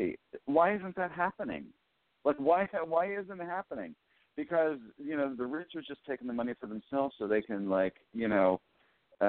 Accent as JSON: {"language": "English", "region": "Western Pennsylvania", "country": "United States", "tie": "born or raised there", "said": "growing up in Western Pennsylvania"}